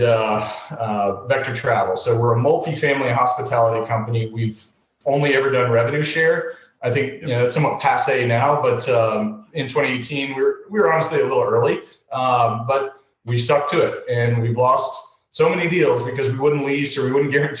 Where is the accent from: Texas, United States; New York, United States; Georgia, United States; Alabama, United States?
Georgia, United States; Atlanta; moved away as an adult; also born or lived in Massachusetts; I grew up in Atlanta. I just recently relocated back to Atlanta